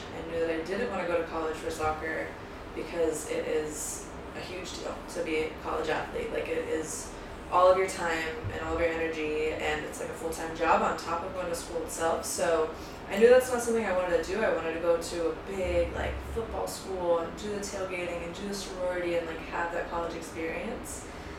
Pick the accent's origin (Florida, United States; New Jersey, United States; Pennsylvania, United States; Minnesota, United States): Florida, United States; South; I'm from South Florida, and I grew up as a soccer player.